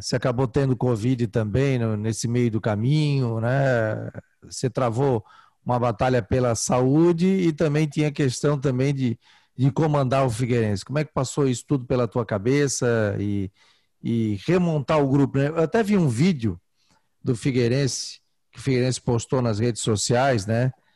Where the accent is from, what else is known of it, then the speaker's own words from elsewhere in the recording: Florianópolis, Santa Catarina, Brazil; Eu sou do, eu do, do centro, da agronômica. Nasci na Carlos Correia